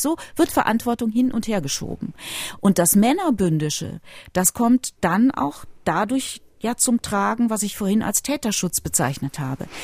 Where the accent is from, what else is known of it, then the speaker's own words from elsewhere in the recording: Rhineland, Germany; ich bin aufgewachsen in einer katholischen Familie, die katholische Kirche, ich stamme ja aus dem Rheinland, hat mein Leben, meine Kindheit, auch meine Jugend sehr geprägt